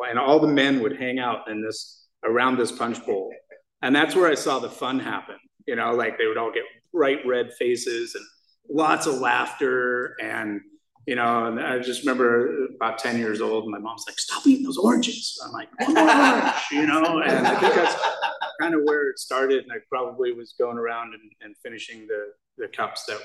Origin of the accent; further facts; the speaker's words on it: Scotland, United Kingdom; now in United States; when I was raised in Scotland, and I was a Scottish Jew